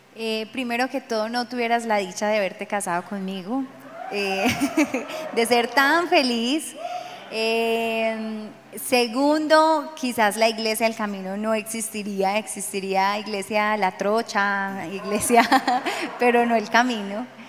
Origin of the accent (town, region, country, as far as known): Medellín, Antioquia, Colombia; born or raised there; also born or lived in Cesar